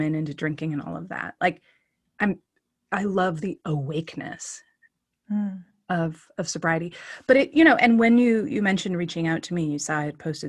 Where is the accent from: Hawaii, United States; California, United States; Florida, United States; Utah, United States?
California, United States; Oakland; born or raised there; also born or lived in Duluth, Minnesota